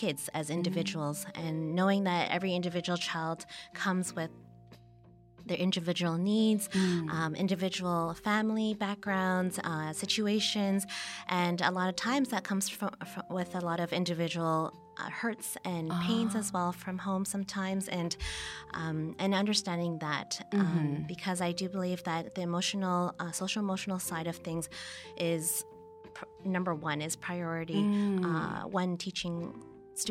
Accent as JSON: {"language": "English", "town": "Toronto", "region": "Ontario", "country": "Canada", "tie": "born or raised there", "said": "I was born and I grew up in Toronto in Canada"}